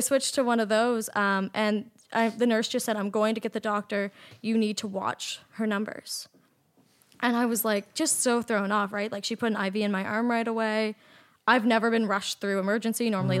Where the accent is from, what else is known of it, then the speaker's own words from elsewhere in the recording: Nova Scotia, Canada; moved away as an adult; also born or lived in Toronto; I'm from Nova Scotia and I was living in Toronto at the time